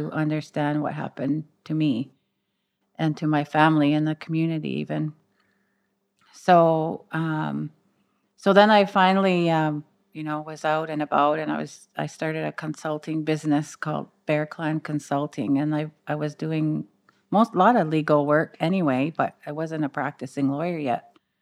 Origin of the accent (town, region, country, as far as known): Six Nations of the Grand River Territory, Ontario, Canada